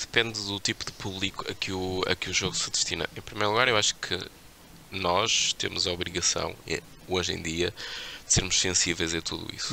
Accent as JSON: {"language": "Portuguese", "country": "Portugal", "said": "Nós temos um passado terrível enquanto portugueses"}